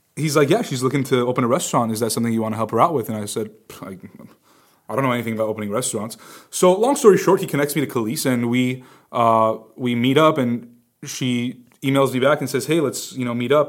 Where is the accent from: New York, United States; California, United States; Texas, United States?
California, United States; Glendale; I'm from Glendale.